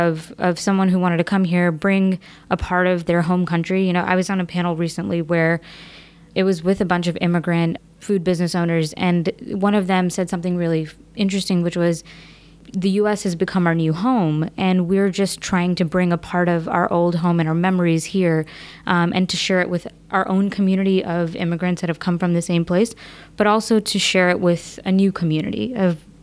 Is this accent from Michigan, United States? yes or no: no; New York City, New York, United States; I'm a native New Yorker, born and brought up in Queens